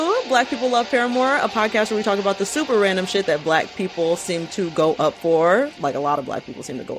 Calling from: Los Angeles, California, United States; I'm in LA.

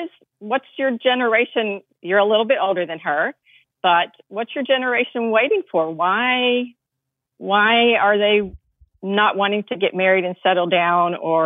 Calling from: Virginia, United States; I'm from Virginia.

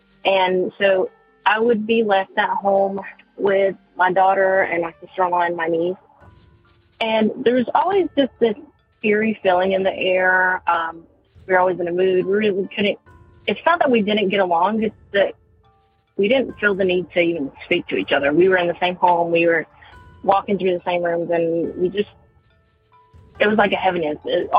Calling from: North Carolina, United States; I am calling from North Carolina

